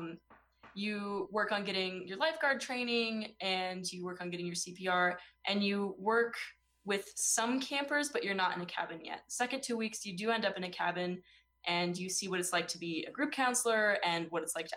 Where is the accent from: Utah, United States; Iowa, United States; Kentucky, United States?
Utah, United States; I'm from Utah. I'm not from California.